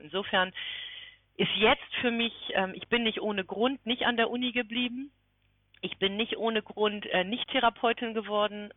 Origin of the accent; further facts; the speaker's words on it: near Kiel, Schleswig-Holstein, Germany; Ich bin in der Nähe von Kiel groß geworden